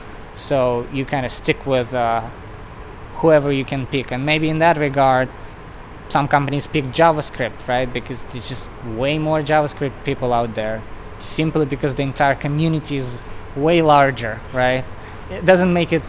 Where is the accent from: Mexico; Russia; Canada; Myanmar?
Russia; moved away as an adult; now in United States; I moved to the US probably like 9 years ago. So I'm originally from Russia